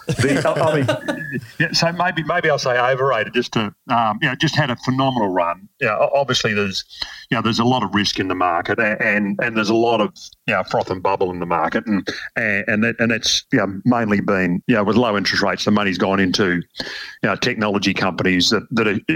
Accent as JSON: {"language": "English", "town": "Melbourne", "region": "Victoria", "country": "Australia", "tie": "born or raised there", "said": "I grew up in Melbourne in my sort of mid-teens"}